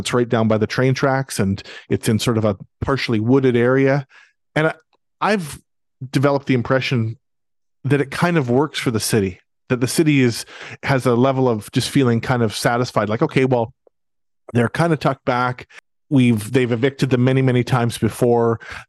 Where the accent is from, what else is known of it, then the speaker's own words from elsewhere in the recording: Abbotsford, British Columbia, Canada; I think about Abbotsford, because that's my hometown